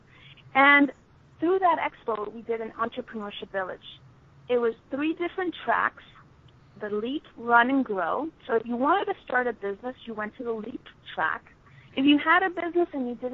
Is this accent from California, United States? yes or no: no; New York City, New York, United States; I was actually born in New York